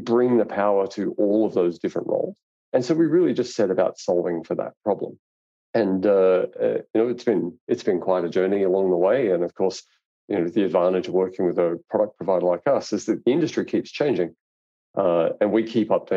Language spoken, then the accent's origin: English; Australia; I'm Australian